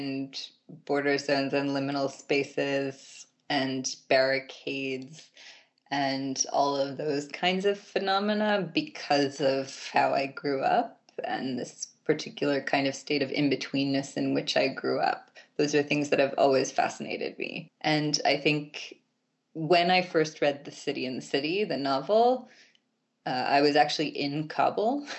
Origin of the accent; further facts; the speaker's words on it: Baltimore, Maryland, United States; I actually grew up in Baltimore proper